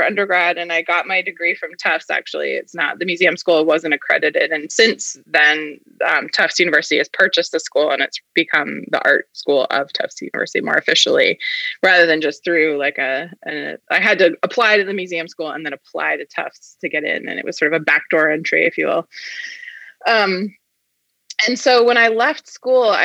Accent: Vermont, United States; also born or lived in Massachusetts; I grew up in Vermont and it was not far from Dartmouth.

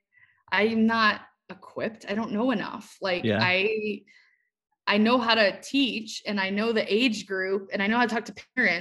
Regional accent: Cleveland, Ohio, United States; moved away as an adult; also born or lived in Maryland; I grew up in Cleveland, Ohio, moved to Maryland

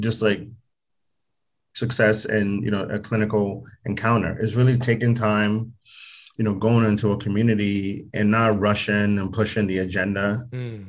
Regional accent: Nigeria; now in United States; I'm actually from from Nigeria

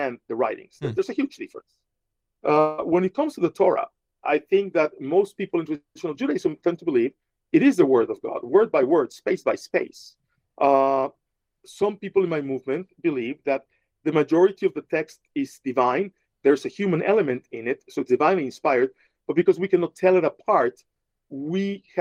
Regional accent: Mexico City, Mexico; moved away as an adult; also born or lived in New York City; now in Las Vegas, United States; I'm from Mexico City, where there's only one kind of Christianity, Catholicism.

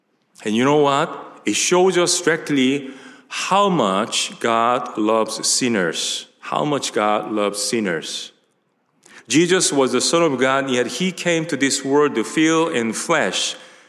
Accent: Tacoma, Washington, United States; "I'm from Tacoma, Washington. You don't know the city Tacoma?"

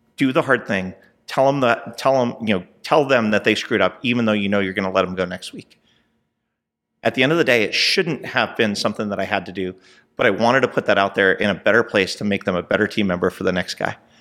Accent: Southern California, United States; moved away as an adult; also born or lived in New Jersey; now in Texas, United States; I was born in New Jersey, and I was raised in Southern California

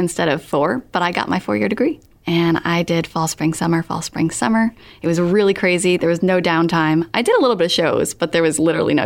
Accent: Rhode Island, United States; I'm from Rhode Island

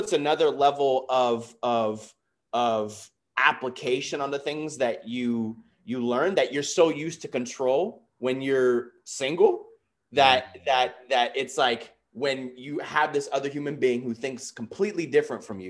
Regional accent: New York City, New York, United States; I was born and raised in the Bronx, New York. So I'm a New Yorker

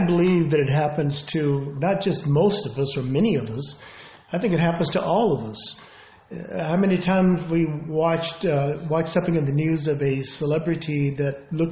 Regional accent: Denver, Colorado, United States; moved away as an adult; also born or lived in Europe; we're from Denver, Colorado

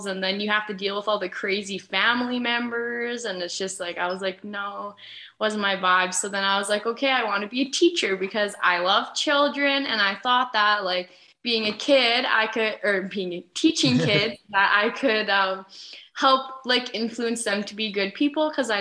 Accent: Lloydminster, Canada; moved away as an adult; also born or lived in British Columbia; I've been born and raised in Lloydminster

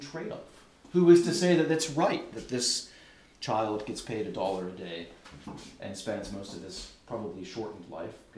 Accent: United States; I'm not American by choice

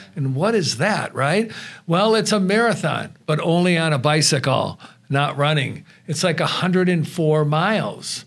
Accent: Wisconsin, United States; now in Tucson, United States; I'm originally from Wisconsin

